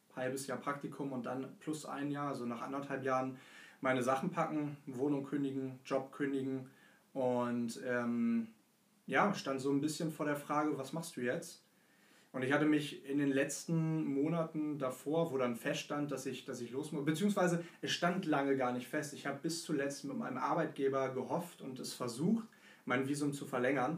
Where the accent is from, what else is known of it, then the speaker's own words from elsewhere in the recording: Hanover, Lower Saxony, Germany; Ich äh, bin ursprünglich auch aus Hannover, wie